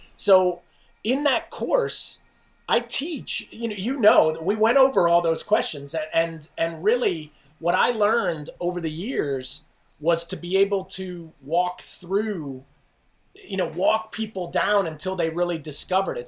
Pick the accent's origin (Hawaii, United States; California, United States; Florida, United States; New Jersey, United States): New Jersey, United States; I grew up in New Jersey